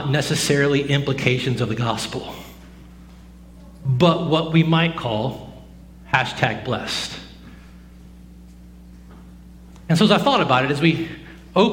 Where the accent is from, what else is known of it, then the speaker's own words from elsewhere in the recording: the South, United States; Growing up in the South, my entire life